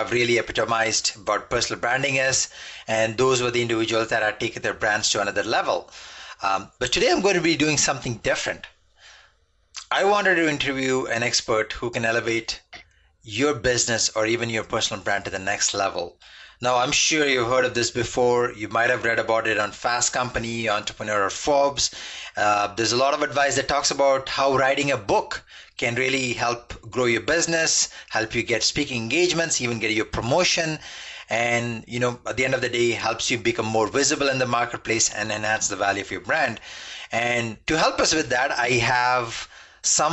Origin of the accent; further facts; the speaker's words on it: Toronto, Ontario, Canada; I'm from Toronto, and we Canadians have a special relationship with Florida